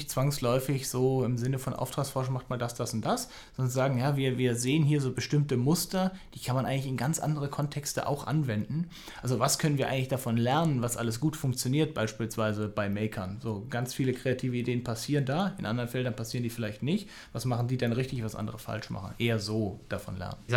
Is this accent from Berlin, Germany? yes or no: yes; Berlin, Germany; born there; also born or lived in Amsterdam / Würzburg; ich bin also ich bin auch in Berlin geboren, ich bin einmal quasi um die Welt und zurück